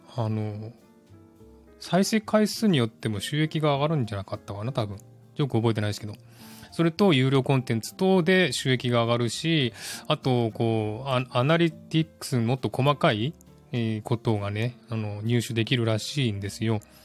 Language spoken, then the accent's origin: Japanese; Japan; now in Australia; 私は日本の国籍は捨てらんない